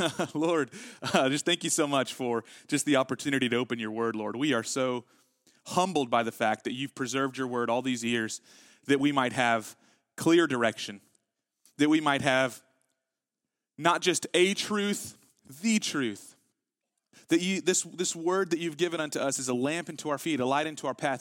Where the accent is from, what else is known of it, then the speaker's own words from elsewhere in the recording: Texas, United States; we're from Texas